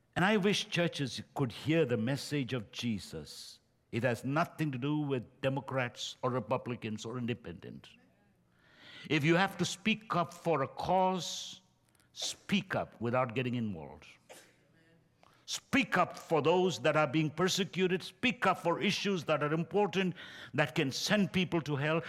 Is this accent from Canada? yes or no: no; India; now in United States; I'm from India.